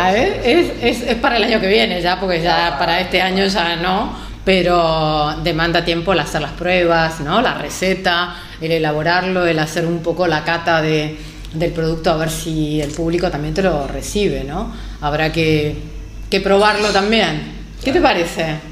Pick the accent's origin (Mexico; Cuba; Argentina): Argentina; now in Marbella, Spain; me encontré con muchos argentinos, que como me di cuenta, por nuestro acento, por nuestro inseparable mate